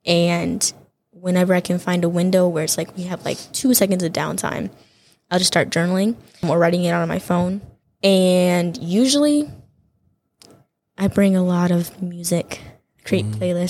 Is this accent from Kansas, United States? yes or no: yes; Kansas, United States; also born or lived in Detroit, United States; I'm from Kansas, but I was born in Detroit, Michigan. Moved around a couple of times in my life, but that landed me in Kansas and then ultimately here at Andrews.